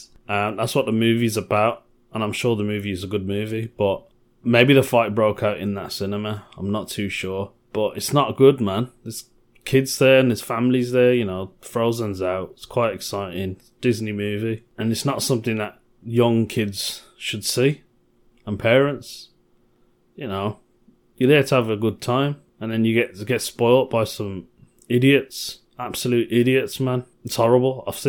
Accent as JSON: {"language": "English", "town": "Birmingham", "region": "West Midlands", "country": "United Kingdom", "said": "Being a Brummie, obviously I've already mentioned it before, I'm quite proud of my city. I'm proud to be a Brummie."}